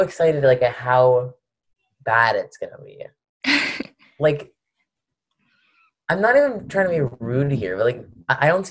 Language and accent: English; Washington, District of Columbia, United States; I'm from Washington, D.C.